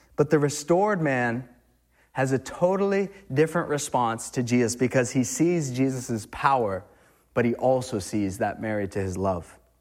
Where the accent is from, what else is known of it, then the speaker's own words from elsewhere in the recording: Massachusetts, United States; now in New Hampshire, United States; I'm from Mass